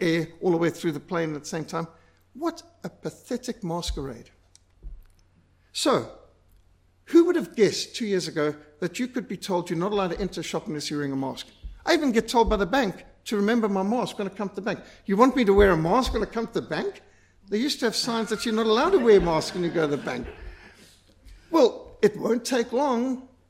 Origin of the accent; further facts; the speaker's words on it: Zimbabwe; I was brought up in Rhodesia